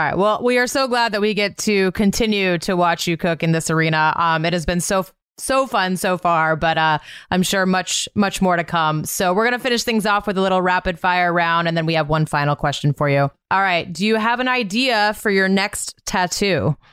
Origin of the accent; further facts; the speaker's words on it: Montana, United States; I grew up in Montana, so there was a lot of rodeos in my my childhood